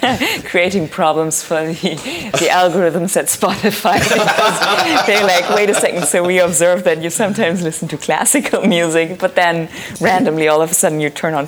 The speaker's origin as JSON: {"language": "English", "country": "Germany", "moved": "yes", "said": "I'm originally from Germany."}